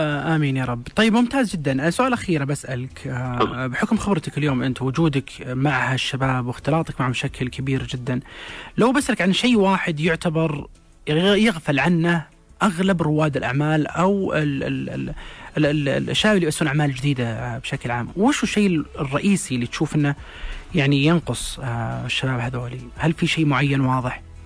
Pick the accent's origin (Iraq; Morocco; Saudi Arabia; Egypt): Saudi Arabia; عندنا في السعوديه